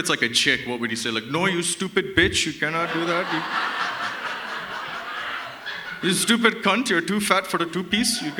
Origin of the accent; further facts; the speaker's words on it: Toronto, Ontario, Canada; So I mean, I'm from Toronto. I mean, it's crazy. I can like see the duality of like the upper and the middle class in my city.